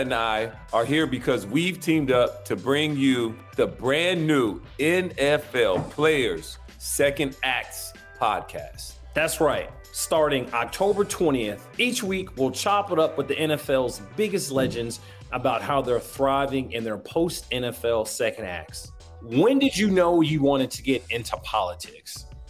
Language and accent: English; Alabama, United States; I'm from Alabama.